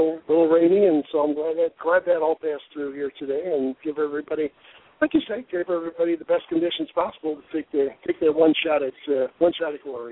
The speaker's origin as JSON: {"language": "English", "region": "Michigan", "country": "United States", "tie": "born or raised there", "moved": "yes", "lives_now": "Arizona, United States", "said": "I grew up in Michigan"}